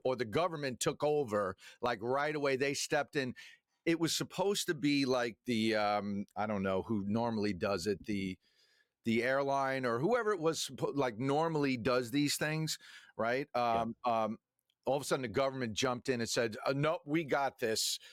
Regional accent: Long Island, New York, United States; we we grew up on Long Island

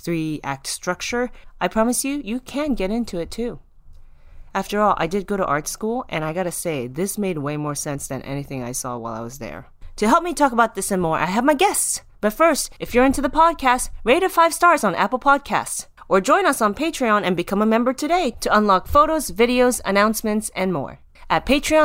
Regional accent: Japan; I'm from Japan, I'm half Taiwanese

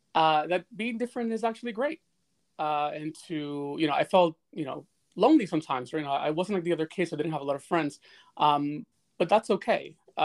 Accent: Bronx, New York, United States; And that's what I saw when I was growing up in the Bronx.

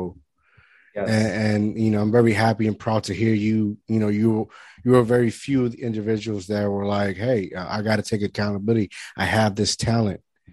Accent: Puerto Rico; now in New Jersey, United States; I grew up in Puerto Rico

